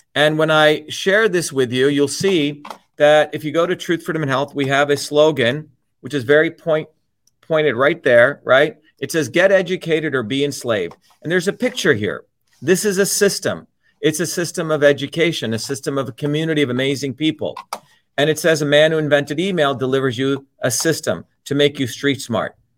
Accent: New Jersey, United States; the working class people I grew up with in New Jersey

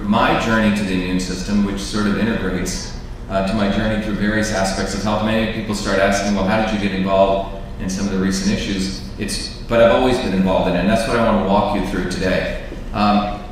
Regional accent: New Jersey, United States; moved away; also born or lived in Livingston, New Jersey / Clifton, New Jersey / Paterson, New Jersey / Parsippany, New Jersey; I grew up in New Jersey here. I grew up in Livingston, and then in Clifton, and in Patterson, and in Parsippany

